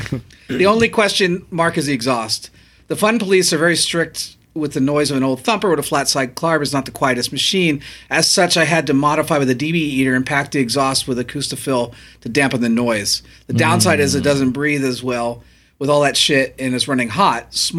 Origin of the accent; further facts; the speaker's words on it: New Zealand; now in Germany; I'm a Kiwi living in Germany.